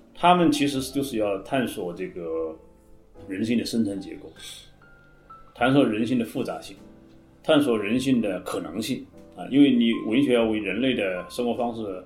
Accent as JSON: {"language": "Chinese", "country": "China", "said": "我们中国人"}